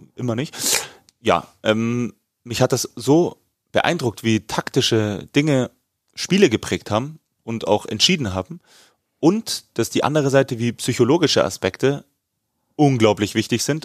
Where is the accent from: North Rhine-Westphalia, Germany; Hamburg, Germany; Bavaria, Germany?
Bavaria, Germany; wie man bei uns in Bayern sagt